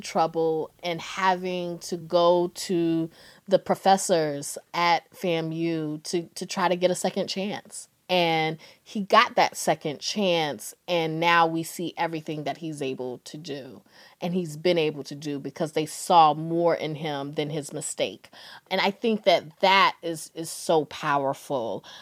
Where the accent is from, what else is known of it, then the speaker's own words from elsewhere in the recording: Durham, North Carolina, United States; moved away as an adult; also born or lived in Washington, D.C.; I'm from Durham, North Carolina